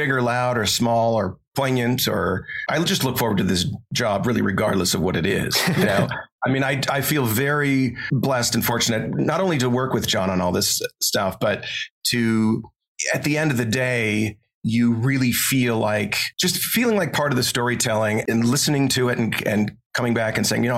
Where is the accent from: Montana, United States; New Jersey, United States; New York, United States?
Montana, United States; born or raised there